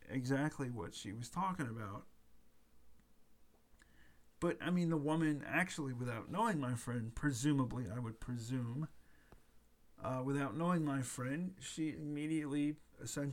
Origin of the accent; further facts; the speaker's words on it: United States; I'm an American